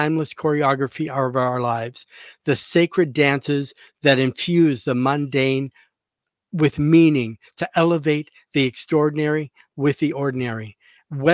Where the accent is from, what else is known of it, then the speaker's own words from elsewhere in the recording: Canada; I'm a fellow Canadian. I'm from Canada.